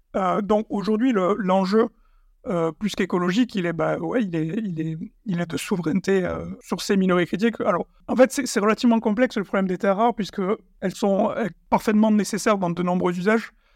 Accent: Sidobre, Tarn, Occitania, France; dans le Sidobre du Natal, de là d'où je viens, dans le Tarn

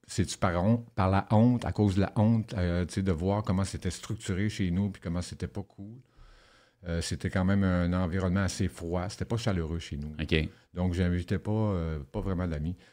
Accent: Rouyn-Noranda, Quebec, Canada; J'ai grandi à Rouen-Noranda. J'ai voyagé beaucoup à travers le Québec.

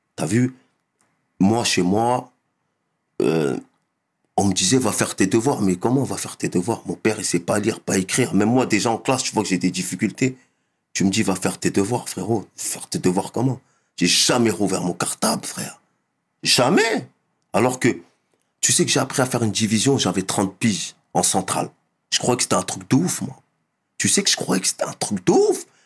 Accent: Mantes-la-Jolie, Île-de-France, France; also born or lived in Mauritania; je suis issu euh, du Val-Fouré à Mantes-la-Jolie. La banlieue ouest de Paname, Mantes-la-Jolie. J'ai grandi là-bas

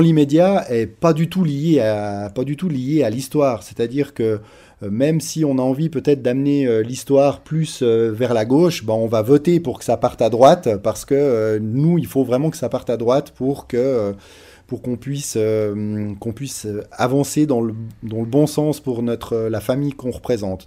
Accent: Switzerland; Nous, en tant que Suisse, c'est vrai qu'on n'est pas très loin de la frontière

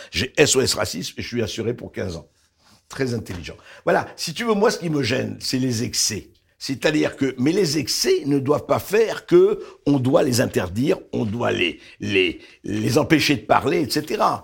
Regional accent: Beirut, Beirut Governorate, Lebanon; now in France; je suis né au Liban, je suis né à Beyrouth

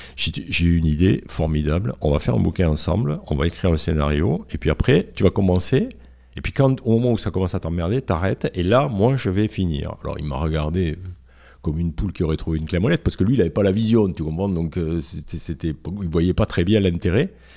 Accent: the South, southern France, France; accent: Sud; moved away as an adult; also born or lived in Paris / Toulouse; j'ai l'accent du Sud, mais à l'époque je l'avais beaucoup plus.

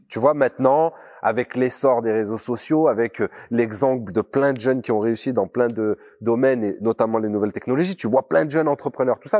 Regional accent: Grenoble, Auvergne-Rhône-Alpes, France; j'ai grandi dans un, un quartier populaire euh, de la, l'agglomération grenobloise

